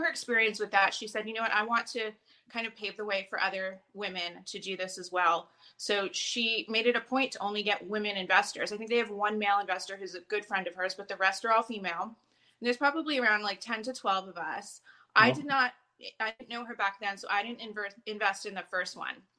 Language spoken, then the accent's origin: English; New Jersey, United States; moved away; I'm from the East Coast. I'm from New Jersey originally